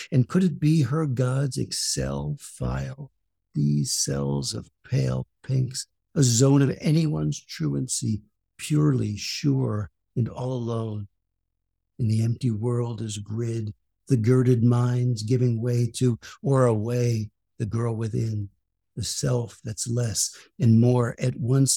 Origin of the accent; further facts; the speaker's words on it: Paterson, New Jersey, United States; I'm from Patterson